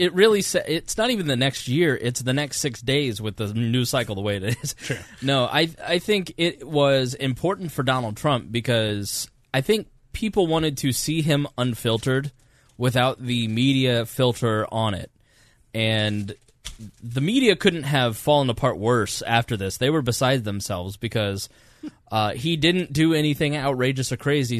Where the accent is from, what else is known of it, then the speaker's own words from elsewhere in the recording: United States; I am proud to be an American and I'm glad that I am American